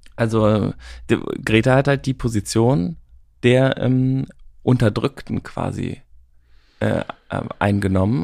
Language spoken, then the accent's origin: German; Germany; wir auch als Deutsche